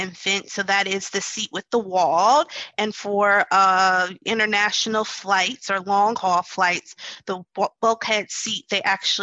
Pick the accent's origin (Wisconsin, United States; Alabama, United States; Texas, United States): Wisconsin, United States; now in New Orleans, United States; I am from Wisconsin and I live in New Orleans